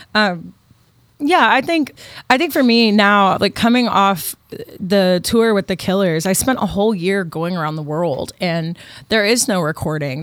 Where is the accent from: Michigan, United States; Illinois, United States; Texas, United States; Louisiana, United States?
Texas, United States; Austin; moved away; also born or lived in Nashville, Tennessee; when I grew up in Austin